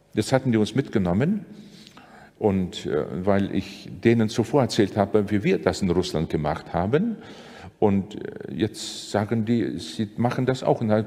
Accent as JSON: {"language": "German", "town": "Sigulda", "country": "Latvia", "tie": "born or raised there", "moved": "yes", "said": "die lutherische Kirche in meiner Heimatstadt in Sigulda"}